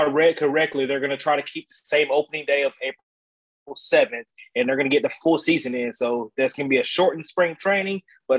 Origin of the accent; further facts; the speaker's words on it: Valdosta, Georgia, United States; My dad, we grew up in Valdosta, Georgia, which is about 3.5 hours south of Atlanta.